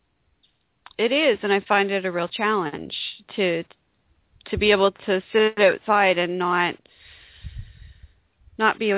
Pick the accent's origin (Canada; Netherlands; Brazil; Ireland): Canada; also born or lived in Toronto; I grew up in farm country. I was born in Toronto, and I went back to Toronto, but I grew up in farm country